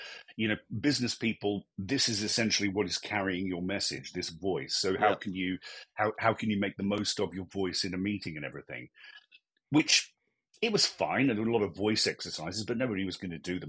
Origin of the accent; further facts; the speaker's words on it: Australia; moved away as an adult; now in United Kingdom; I grew up in Australia, actually, and I lived there till I was about 20